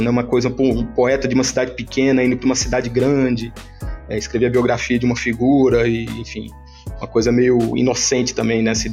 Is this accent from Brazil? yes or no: yes; São José dos Campos, São Paulo, Brazil; also born or lived in Pouso Alegre; eu nasci em Pouso Alegre, em Minas Gerais. Aí pequeno mesmo eu já fui para São José dos Campos, em São Paulo passei minha infância toda lá.